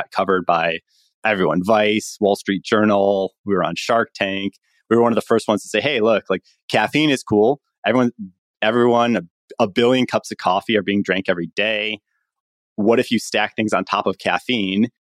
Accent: Chicago, Illinois, United States; moved away as an adult; also born or lived in Stanford, California; I'm from Chicago, went to public school in Chicago

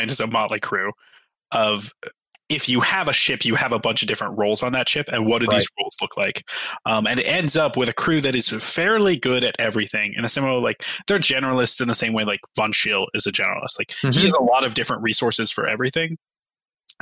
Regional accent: Ohio, United States; I'm from Ohio.

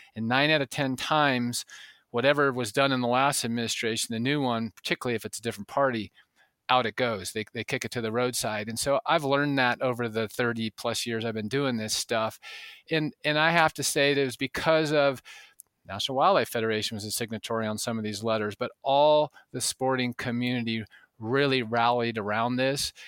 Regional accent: the West, United States; growing up in the West

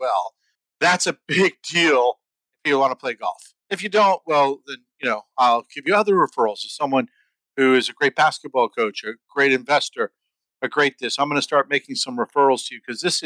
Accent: United States; I grew up in the New York, New Jersey middle class area

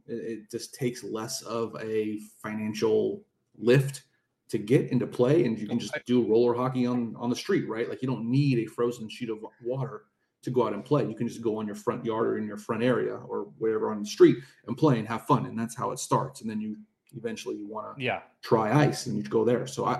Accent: Long Beach, California, United States; I'm from Long Beach, California.

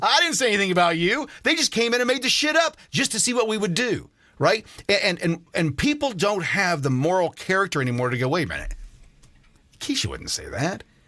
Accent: United States; I'm an American citizen.

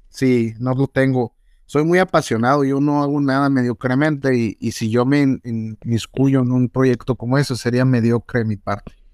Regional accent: Mexico; soy mexicano

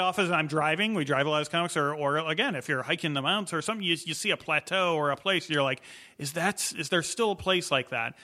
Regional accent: Illinois, United States; moved away; I grew up in Illinois.

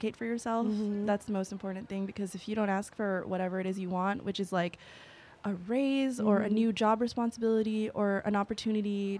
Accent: New York City, New York, United States; I'm from Jamaica, Queens. Like I would commute every single day to come to work, and the only reason why I was able to compete with people who had those resources was because I was from New York

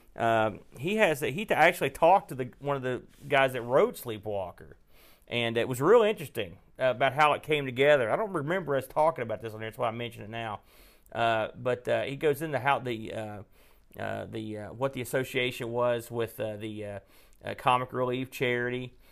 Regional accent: West Virginia, United States; accent: West Virginia; I could get my West Virginia accent going.

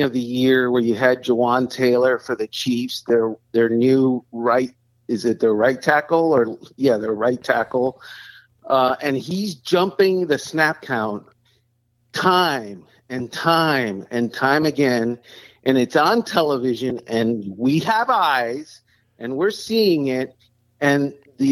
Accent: Cuba; now in Miami, United States; I was born in Cuba

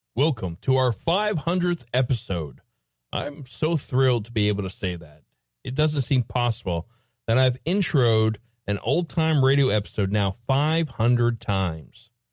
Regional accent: United States; my home country of the U.S.

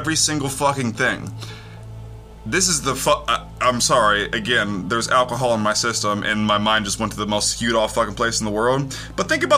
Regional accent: United States; I'm American

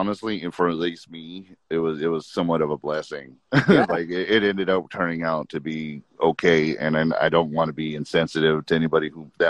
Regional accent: San Bernardino, California, United States; also born or lived in Riverside, California / San Luis Valley, Colorado; now in Redlands, United States; 30. I'm currently in Redlands. I'm from San Bernardino and I grew up San Bernardino Riverside, but currently I'm in Redlands.

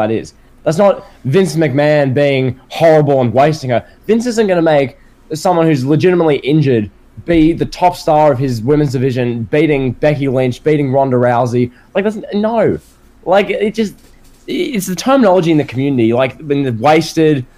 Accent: Australia; I'm Australian

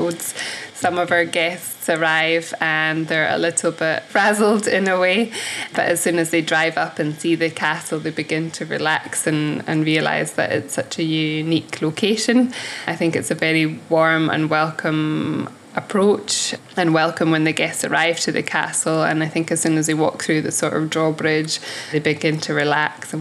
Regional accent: Ness, Western Isles, Scotland, United Kingdom; moved away as an adult; also born or lived in Australia / New Zealand / Fort William; I'm from Newest in the Western Isles, and when I left school, I worked at Langus Lodge

